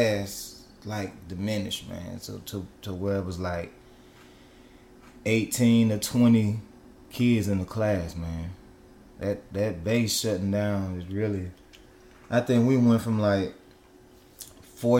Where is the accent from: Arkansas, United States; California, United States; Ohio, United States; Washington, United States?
Arkansas, United States; Blytheville; growing up in Blytheville, man, I tell you, man, we was like two shakes from being poor